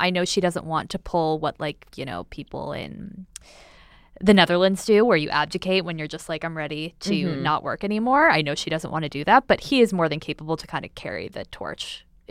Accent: Chicago, Illinois, United States; I am from Chicago

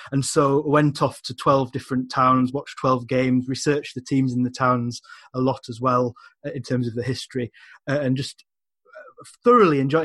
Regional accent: England, United Kingdom; now in Scotland; These were exotic places to me as an Englishman

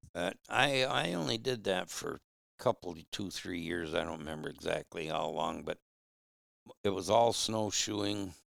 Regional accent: Flint, Michigan, United States; moved away as an adult; now in Upper Peninsula, Michigan, United States; I was raised in Flint

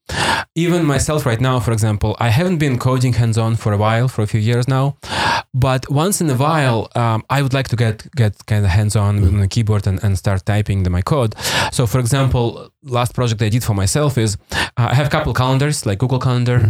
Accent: Primorsky Krai, Russia; English is a second language; moved away; also born or lived in Vladivostok, Russia; I grew up in Soviet Union.

